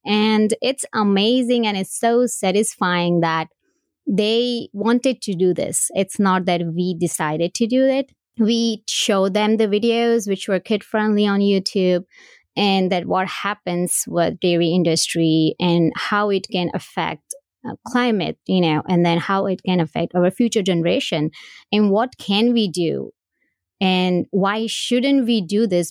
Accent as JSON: {"language": "English", "country": "India", "tie": "born or raised there", "moved": "yes", "lives_now": "United States", "said": "I was born and raised in India. I came here in two thousand one"}